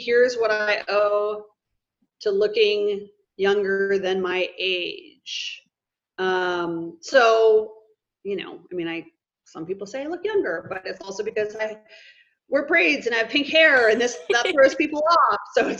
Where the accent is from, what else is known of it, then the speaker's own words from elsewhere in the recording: Midwest, United States; majority of my life I grew up in the Midwest. So it's basically like 2 months of summer and it's essentially snowing the rest of the time of the year.